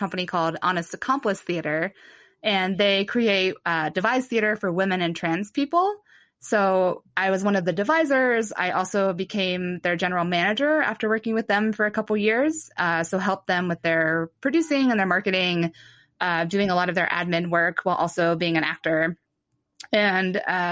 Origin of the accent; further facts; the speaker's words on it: Mansfield, Ohio, United States; moved away; I'm from Mansfield, Ohio